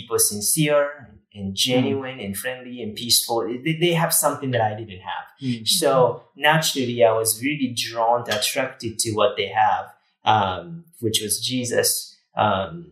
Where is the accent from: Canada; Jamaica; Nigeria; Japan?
Japan; English is a second language; moved away as an adult; also born or lived in Huntsville, Texas; now in United States; born and raised in Japan, where, you know, Christianity is just not there. So I grew up in a small town in Japan, countryside, conservative culture